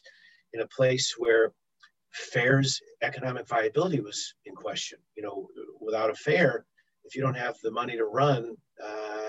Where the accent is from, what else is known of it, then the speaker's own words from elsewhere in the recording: New England, United States; being that I'm from New England